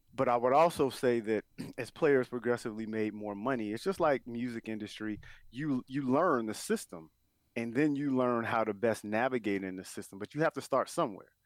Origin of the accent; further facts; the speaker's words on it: Chicago, Illinois, United States; I'm from Chicago